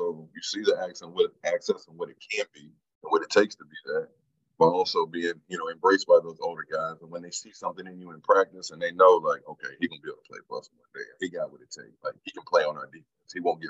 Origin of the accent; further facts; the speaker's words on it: Newport News, Virginia, United States; I'm from Newport News, Virginia.